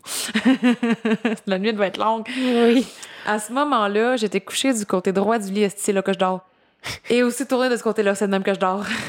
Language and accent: French; Gaspésie, Quebec, Canada; je viens de la Gaspésie